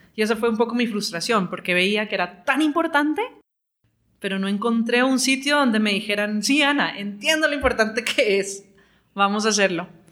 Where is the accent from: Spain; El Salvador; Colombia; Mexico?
Colombia; moved away as an adult; also born or lived in London; tiempo de volver a Colombia.